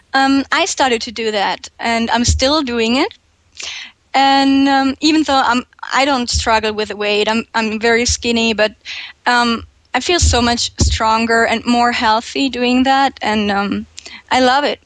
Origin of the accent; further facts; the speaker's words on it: Germany; English is a second language; I'm 21 years old and I'm from Germany